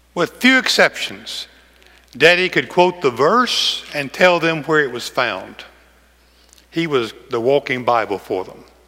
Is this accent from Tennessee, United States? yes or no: yes; McEwen, Tennessee, United States